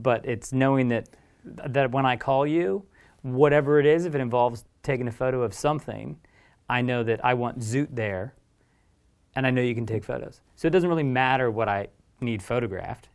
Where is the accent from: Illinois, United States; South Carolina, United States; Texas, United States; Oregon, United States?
Oregon, United States; moved away as an adult; also born or lived in Eugene / Portland; now in London, United Kingdom; where I grew up in Oregon